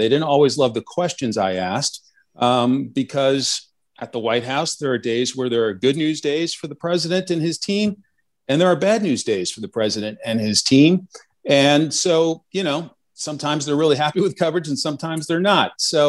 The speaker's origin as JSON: {"language": "English", "town": "Westfield", "region": "New Jersey", "country": "United States", "tie": "born or raised there", "said": "So I grew up in Westfield, New Jersey. Those familiar with the Garden State Parkway, exit 135."}